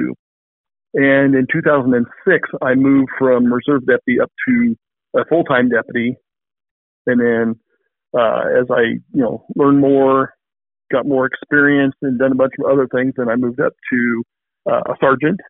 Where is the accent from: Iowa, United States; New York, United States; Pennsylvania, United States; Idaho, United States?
Iowa, United States; Clarinda; I was born here in Clarinda. I went to Clarinda Schools and graduated from there